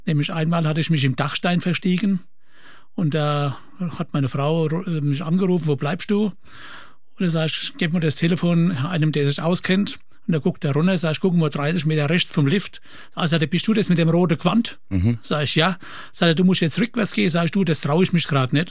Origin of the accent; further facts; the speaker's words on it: Kirchheimbolanden, Rhineland-Palatinate, Germany; bei uns in Kirchenboland eine Firma, KKK und dort habe ich Dreher gelernt